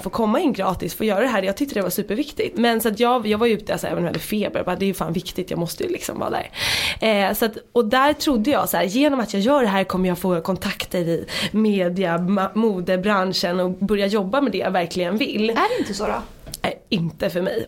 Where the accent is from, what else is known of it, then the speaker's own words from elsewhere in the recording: Dalarö, Stockholm County, Sweden; moved away as an adult; now in Stockholm, Sweden; Jag kom ut från Dalarö som jag sa, alltså när jag flyttade in till stan